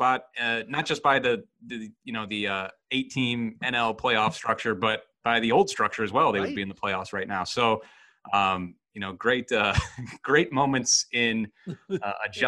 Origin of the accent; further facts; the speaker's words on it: near Eastlake, Ohio, United States; near my hometown